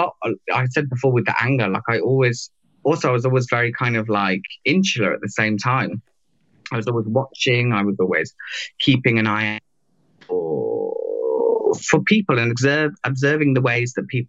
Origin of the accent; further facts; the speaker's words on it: England, United Kingdom; the UK I knew growing up